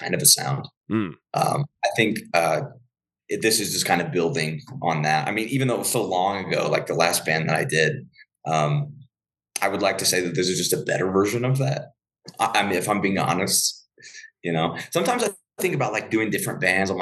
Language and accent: English; about 30 minutes outside of Cincinnati, Ohio, United States; now in Denver, United States; I'm not from Colorado originally, I'm from Ohio, about 30 minutes outside of Cincinnati